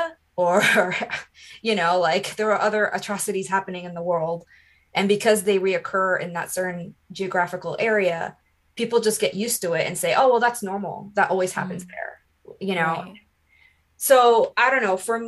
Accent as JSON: {"language": "English", "country": "Iraq", "second_language": "English", "said": "And it said that I'm originally from Iraq."}